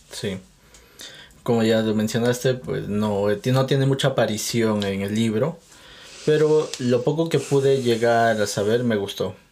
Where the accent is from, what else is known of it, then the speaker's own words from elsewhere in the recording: Peru; yo soy de Perú